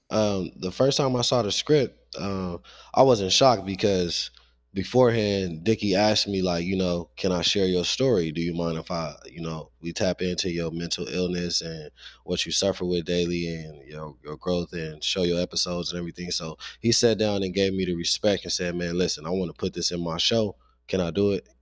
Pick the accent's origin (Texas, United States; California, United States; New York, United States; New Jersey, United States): California, United States; Los Angeles; growing up in South Central